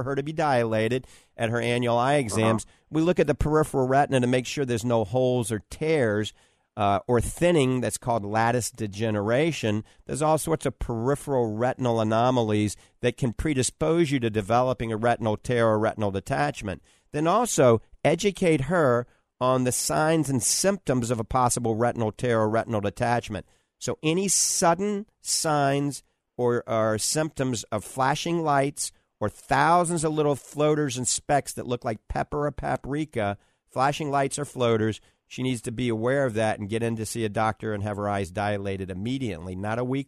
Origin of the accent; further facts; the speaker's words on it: New Orleans, Louisiana, United States; now in Tampa Bay, United States; I was born in New Orleans